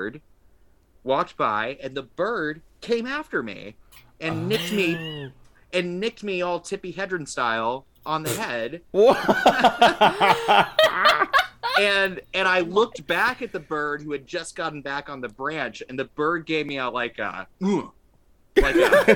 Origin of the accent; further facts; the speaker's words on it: Texas, United States; also born or lived in Arkansas; now in California, United States; I am from Texas originally, and also I lived in Arkansas for a while. Then I escaped to California.